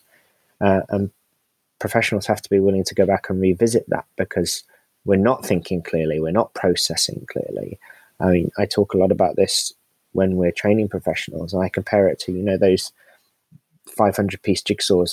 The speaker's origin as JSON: {"language": "English", "country": "United Kingdom", "said": "we're British"}